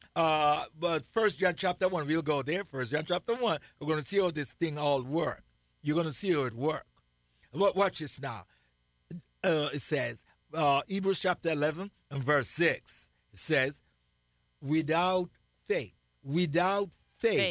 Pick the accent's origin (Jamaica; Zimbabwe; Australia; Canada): Jamaica; I'm Jamaican.